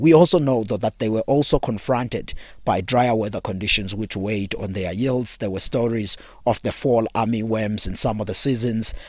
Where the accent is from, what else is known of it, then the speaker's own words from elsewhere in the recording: South Africa; my home country, South Africa